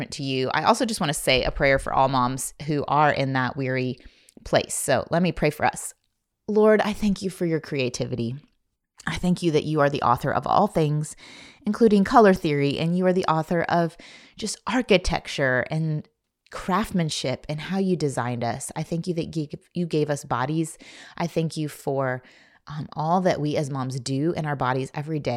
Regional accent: Indiana, United States; I grew up in Indiana

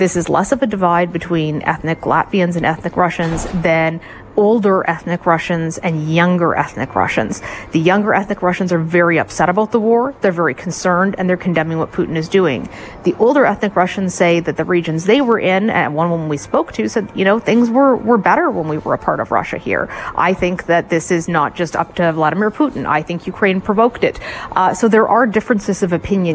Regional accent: Canada; we're Canadian

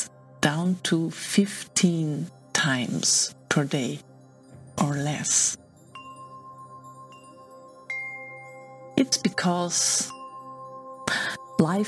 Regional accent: Austria; I'm from Austria

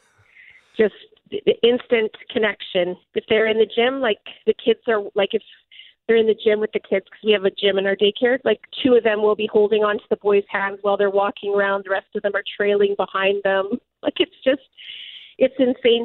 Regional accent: Dauphin, Manitoba, Canada; I grew up in Dauphin

